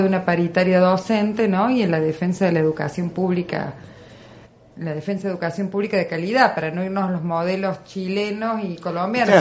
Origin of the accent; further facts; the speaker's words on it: Argentina; en un espacio como el nuestro, en un lugar como Argentina